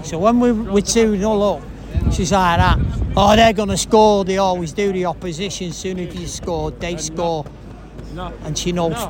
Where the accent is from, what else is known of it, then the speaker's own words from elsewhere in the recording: Manchester, North West England, United Kingdom; we're from Manchester.